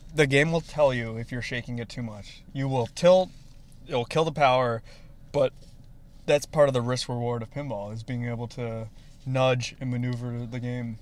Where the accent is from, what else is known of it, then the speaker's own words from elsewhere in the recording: Arlington Heights, Illinois, United States; also born or lived in New York; now in Chicago, United States; grew up in Arlington Heights. So I've, I mean, I was born in New York, but predominantly moved, lived in the Illinois area